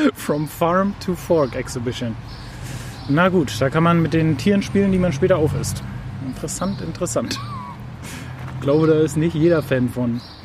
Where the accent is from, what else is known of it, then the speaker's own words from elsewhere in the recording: Berlin, Germany; also ich komme aus Friedrichshain-Kreuzberg